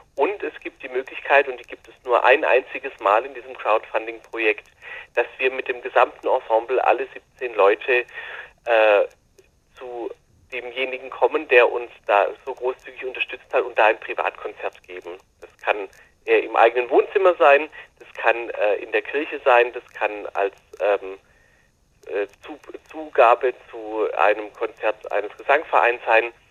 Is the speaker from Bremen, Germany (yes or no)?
no; Baden-Württemberg, Germany; hier bei uns in Württemberg